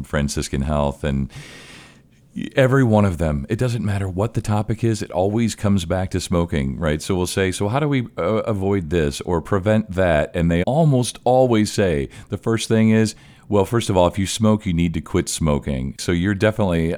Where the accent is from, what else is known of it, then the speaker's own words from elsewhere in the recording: Indiana, United States; I was born in Indiana